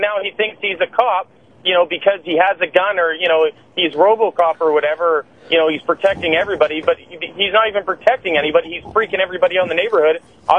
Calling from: Canada; I'm calling from Canada

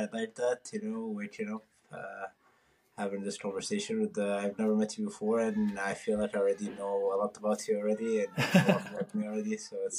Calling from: Tucson, Arizona, United States; I'm actually calling from Tucson, Arizona. This is where I'm going for college

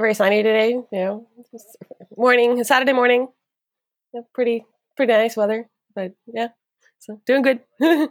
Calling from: Ottawa, Ontario, Canada; I'm calling in from Ottawa

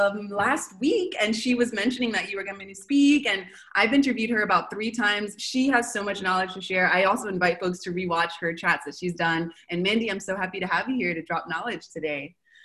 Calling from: Argentina; So I'm calling from Argentina.

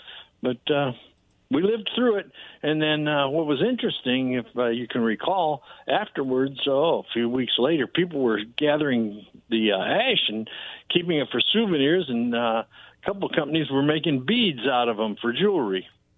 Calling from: Kennewick, Washington, United States; Yeah, this is David. I'm calling from Kennewick.

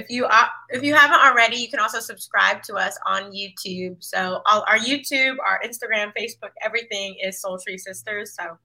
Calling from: Washington, District of Columbia, United States; I'm tuning in from Washington, D.C.

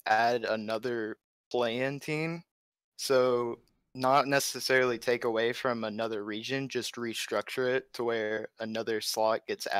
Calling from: Arkansas, United States; I'm from Central Arkansas.

